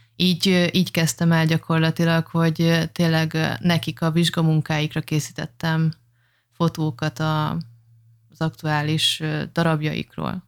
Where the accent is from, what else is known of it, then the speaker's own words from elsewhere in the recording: Oroszlány, Komárom-Esztergom, Hungary; moved away as an adult; also born or lived in Dubai; mind a ketten egy, ö, tetabánya melletti kis bányászvárosból származunk